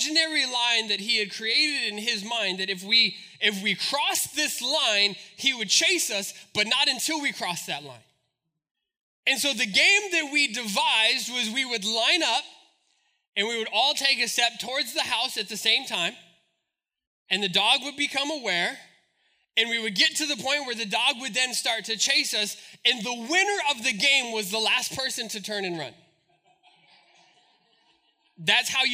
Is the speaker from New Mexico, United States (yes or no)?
yes; Albuquerque, New Mexico, United States; We grew up in Albuquerque